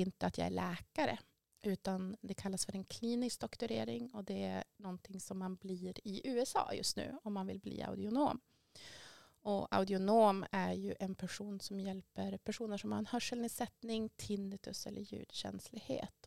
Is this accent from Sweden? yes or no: yes; Västerbotten County, Sweden; jag är ju från Västerbotten ursprungligen också